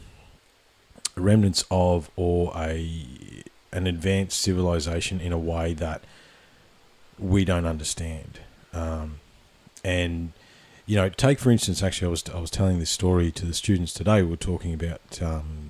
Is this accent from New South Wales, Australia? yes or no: no; Victoria, Australia; I grew up in Victoria.